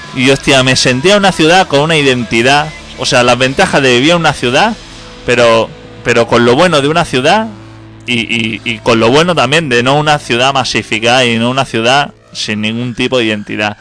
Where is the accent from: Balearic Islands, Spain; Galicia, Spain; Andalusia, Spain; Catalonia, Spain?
Catalonia, Spain